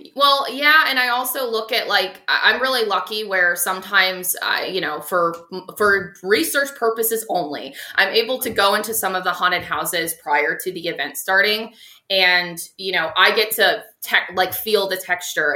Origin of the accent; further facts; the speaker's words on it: Tampa, Florida, United States; I'm from Tampa, so I'm okay. I am a natural Floridian. I'm a born and raised Floridian.